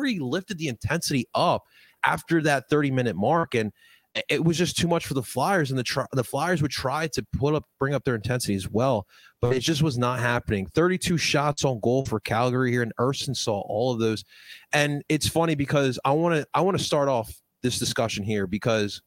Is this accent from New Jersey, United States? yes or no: yes; New Jersey, United States; I grew up in Jersey where fireworks were illegal for the longest of time